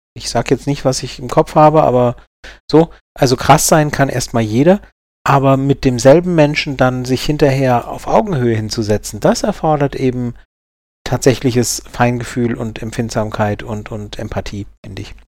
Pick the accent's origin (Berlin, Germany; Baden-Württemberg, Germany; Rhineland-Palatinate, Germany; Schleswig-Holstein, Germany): Baden-Württemberg, Germany; Karlsruhe; bin ich ja aus Baden und äh, also Karlsruhe, Baden